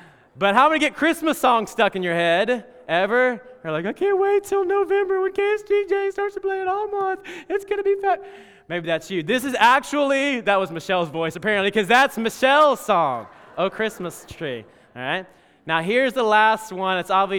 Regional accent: Alabama, United States; In fact, when I was growing up in Alabama, every single time we took the offering, they would take the offering

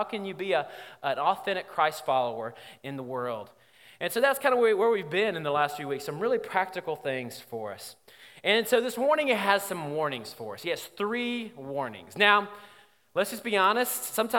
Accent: Alabama, United States; because, like I said, I'm from Alabama, we do things backwards sometimes.

